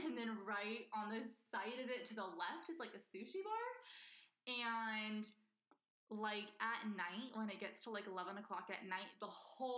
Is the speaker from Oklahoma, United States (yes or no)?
no; Northern California, United States; I am from Northern California